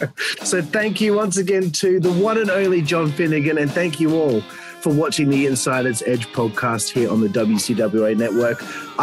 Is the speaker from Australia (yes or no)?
yes; Perth, Western Australia, Australia; I'm from Australia. I live in the most isolated city in the world.